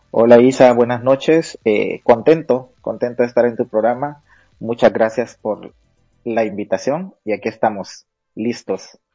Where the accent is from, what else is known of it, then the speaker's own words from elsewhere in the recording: San Pedro Sula, Cortés, Honduras; realmente nací en, en, la ciudad cívica de Honduras, así le llaman a la ciudad donde, de donde soy, eh, Panchito Lloro, pero desde muy temprana edad me mudé a la capital industrial de Honduras, a San Pedro Sula